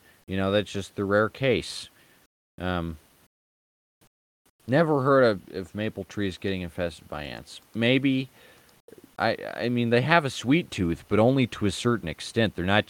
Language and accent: English; United States; I was raised in America